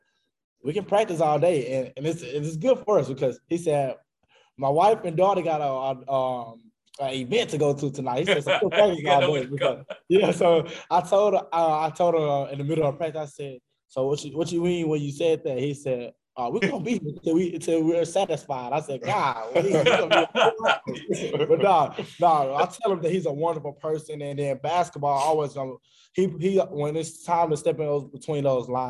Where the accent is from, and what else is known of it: Arkansas, United States; born or raised there